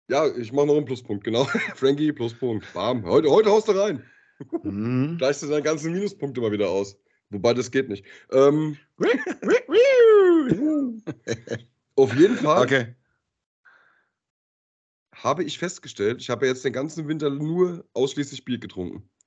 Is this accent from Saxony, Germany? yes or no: no; Höchst, Hesse, Germany; ich bin ja in Höchst groß geworden, ne? wenn du jetzt, äh, also in Genhausen Höchst